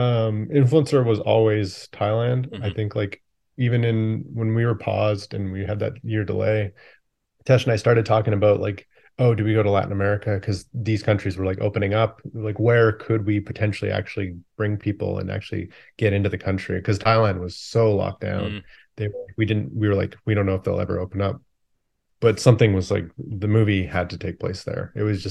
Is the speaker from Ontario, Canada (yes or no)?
no; Calgary, Alberta, Canada; now in Vancouver, Canada; Yeah, I grew up in Canada, mostly Calgary, Alberta, where we still shoot a lot of the movies.